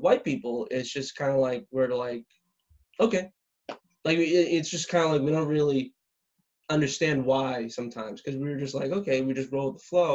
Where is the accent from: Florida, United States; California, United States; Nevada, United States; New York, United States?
Florida, United States; South; growing up in South Florida as a straight white guy